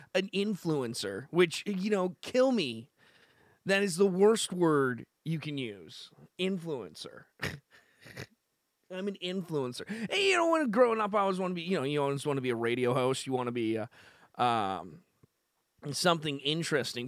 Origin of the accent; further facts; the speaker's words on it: Canada; I'm from Canada